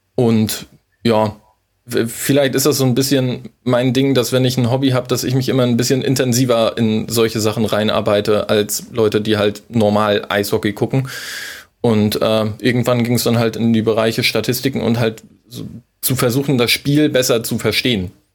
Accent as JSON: {"language": "German", "area": "near Wismar", "region": "Mecklenburg-Vorpommern", "country": "Germany", "moved": "yes", "lives_now": "Hamburg, Germany", "said": "ich komme ursprünglich aus Mecklenburg-Vorpommern, aus der Nähe von Wismar"}